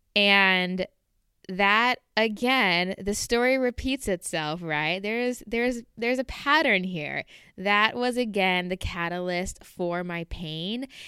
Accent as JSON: {"language": "English", "region": "Southern California", "country": "United States", "also_born_or_lived": "Portland, Oregon", "moved": "as an adult", "said": "I'm from Southern California, and I mean, obviously, you can probably tell by the way I talk"}